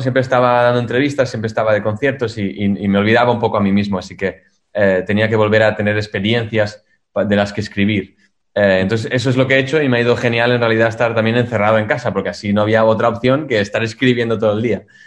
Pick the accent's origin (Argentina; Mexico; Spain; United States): Spain; moved away; also born or lived in Germany; yo soy español